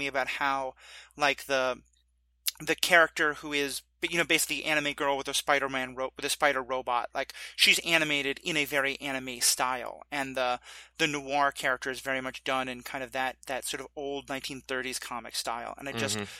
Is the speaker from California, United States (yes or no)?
no; New York City, New York, United States; growing up in New York